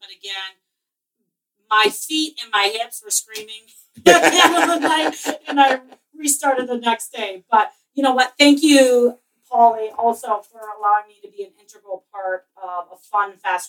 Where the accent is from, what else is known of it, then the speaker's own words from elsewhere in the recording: Minnesota, United States; growing up in Minnesota